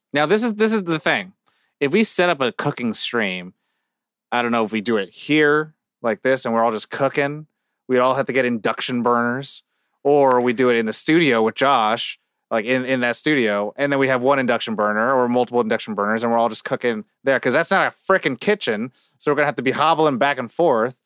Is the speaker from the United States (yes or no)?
yes; California, United States; I'm from California as well